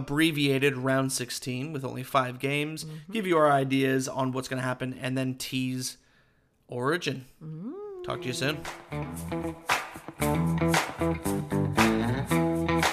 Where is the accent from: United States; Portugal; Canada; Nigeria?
Canada; now in Australia; being Canadian and living in Australia